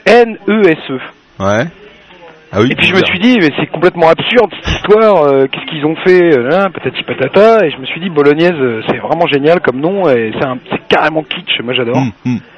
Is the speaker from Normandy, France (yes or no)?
yes; L'Aigle, Normandy, France; on est originaire de l'Aigle.